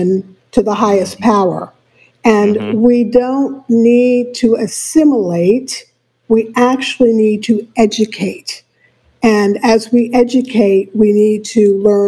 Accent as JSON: {"language": "English", "town": "New York City", "region": "New York", "country": "United States", "tie": "born or raised there", "said": "I was born and raised in New York City"}